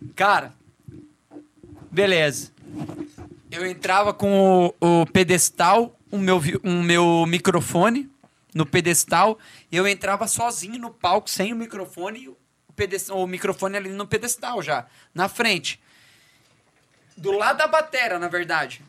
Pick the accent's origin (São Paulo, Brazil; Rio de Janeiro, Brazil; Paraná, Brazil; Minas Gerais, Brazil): Paraná, Brazil; Foz do Iguaçu; moved away as an adult; also born or lived in Curitiba; now in Florianópolis, Brazil; eu sou de Foz do Iguaçu, lá em Foz